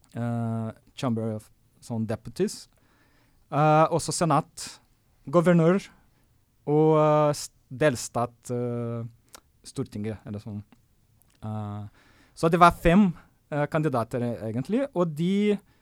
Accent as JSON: {"language": "Norwegian", "country": "Brazil", "second_language": "Norwegian", "moved": "yes", "lives_now": "Norway", "said": "for meg som brasilianer"}